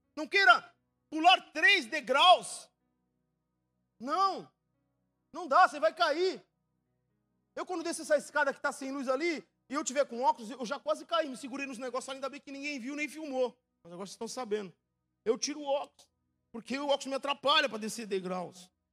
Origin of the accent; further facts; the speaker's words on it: São Vicente, São Paulo, Brazil; Vivi minha vida toda em São Vicente, praticamente. Criado lá, minha infância, tudo